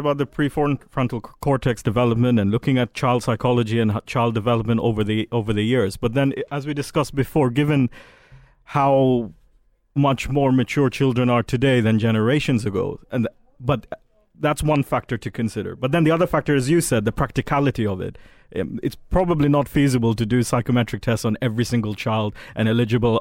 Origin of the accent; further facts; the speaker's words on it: Saudi Arabia; now in United Kingdom; I um, grew up in Saudi Arabia, but been here a while.